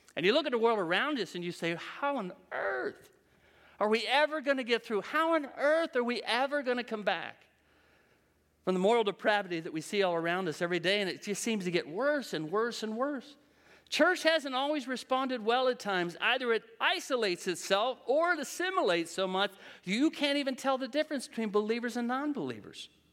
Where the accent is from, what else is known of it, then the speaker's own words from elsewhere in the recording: Western Pennsylvania, United States; I'm from Western P